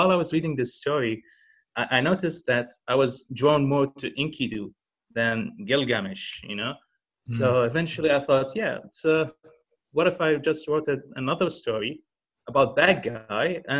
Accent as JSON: {"language": "English", "country": "Kuwait", "tie": "born or raised there", "also_born_or_lived": "Egypt / China", "said": "I was born in Kuwait."}